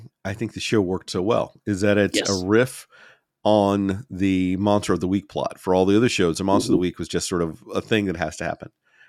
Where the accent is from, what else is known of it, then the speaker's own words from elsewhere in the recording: United States; as an American